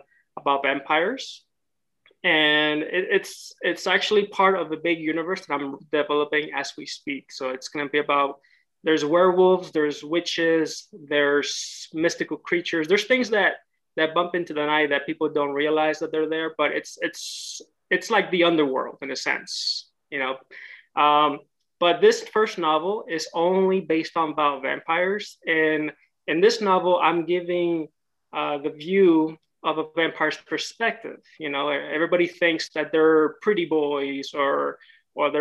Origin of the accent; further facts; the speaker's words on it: Houston, Texas, United States; moved away as an adult; also born or lived in Monterrey, Mexico; now in Los Angeles, United States; I was raised in Houston, Texas for about 25 years